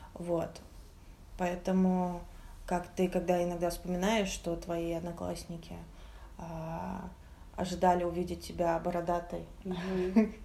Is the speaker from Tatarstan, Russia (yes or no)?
no; Moscow, Russia; мы все же москвичи